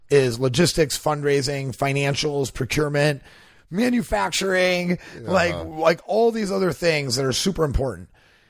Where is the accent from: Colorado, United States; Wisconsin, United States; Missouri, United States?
Wisconsin, United States; Milwaukee; moved away as an adult; also born or lived in Los Angeles / Austin; I grew up in Milwaukee, Wisconsin